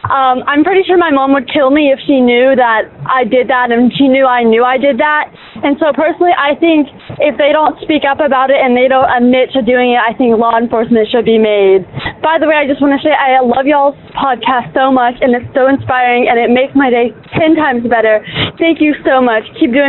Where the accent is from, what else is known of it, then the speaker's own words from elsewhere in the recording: Atlanta, Georgia, United States; I'm 14 years old, and I'm from East Atlanta, Georgia.